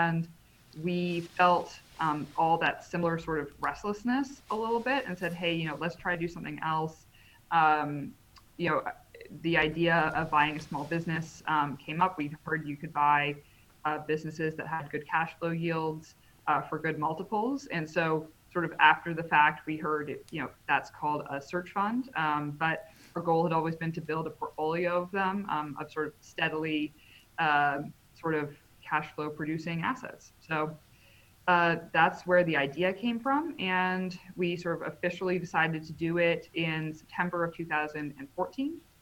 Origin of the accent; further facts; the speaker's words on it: Canada; moved away; also born or lived in United States; I am Canadian